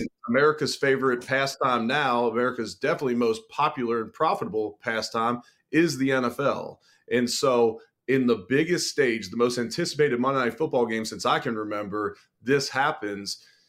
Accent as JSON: {"language": "English", "town": "Cincinnati", "region": "Ohio", "country": "United States", "said": "I'm originally from Cincinnati"}